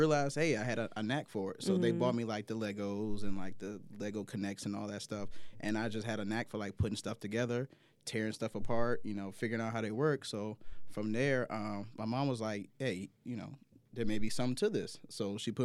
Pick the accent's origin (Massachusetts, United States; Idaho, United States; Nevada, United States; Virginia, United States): Virginia, United States; I grew up in Virginia where everybody was going to, like, Virginia Tech and UVA